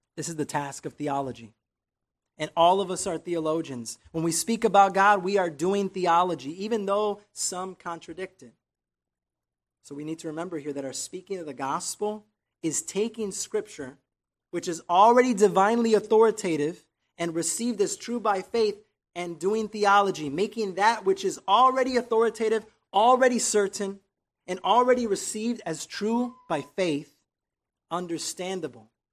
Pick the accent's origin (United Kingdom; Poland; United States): United States; Chicago, Illinois; moved away as an adult; now in Texas, United States; Growing up in Chicago, I saw a lot of street evangelism